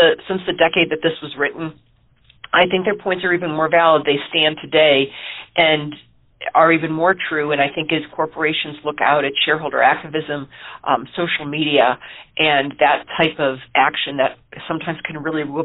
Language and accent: English; Ohio, United States; moved away as an adult; also born or lived in Allegheny County, Pennsylvania; growing up in Ohio